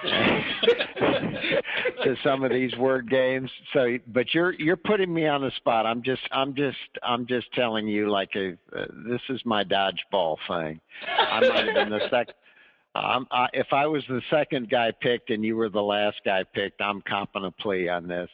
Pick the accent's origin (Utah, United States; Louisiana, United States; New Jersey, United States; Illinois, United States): Illinois, United States; moved away as an adult; now in Charlottesville, United States; I grew up in Illinois